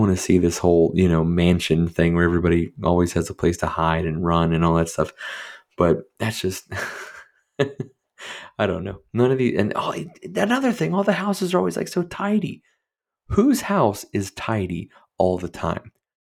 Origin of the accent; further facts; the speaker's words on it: Pennsylvania, United States; where I grew up in Eastern or Western PA, wrong side of the state. I grew up in a pretty modest middle-class home, right?